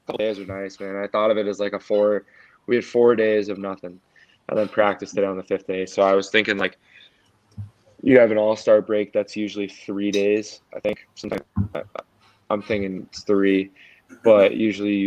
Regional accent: Long Beach, New York, United States; Long Beach, which is my hometown

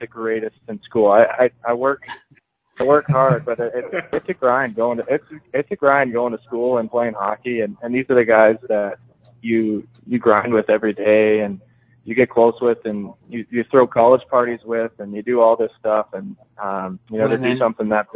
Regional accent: Denver, Colorado, United States; I grew up in Denver

